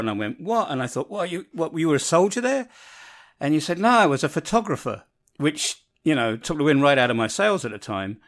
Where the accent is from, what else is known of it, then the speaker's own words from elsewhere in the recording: London, United Kingdom; moved away; I come from London, so there's always infighting between whether you're a, a northerner, a southerner, uh, an eastender or a westender, and, and I'm a westender